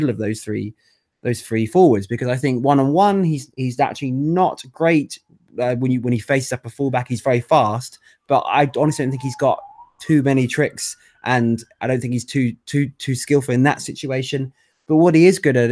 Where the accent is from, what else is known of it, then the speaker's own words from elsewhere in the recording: Manchester, North West England, United Kingdom; accent: thick Mancunian; as you can tell by my thick Mancunian accent